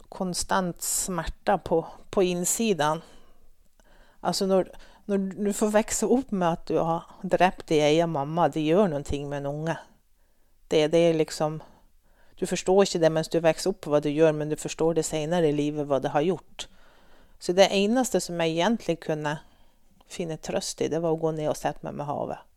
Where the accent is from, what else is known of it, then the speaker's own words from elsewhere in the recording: Strandland, Nordland, Norway; born there; also born or lived in Sweden; Jeg ble født oppe i Vesterålen. På en liten plass som heter Strandland, på Hinnøya innan du får over til Andøya. Og som du kanskje hører på mitt språk, så snakker jeg ikke så masse nordlending. Men jeg har bodd 30 år i Sverige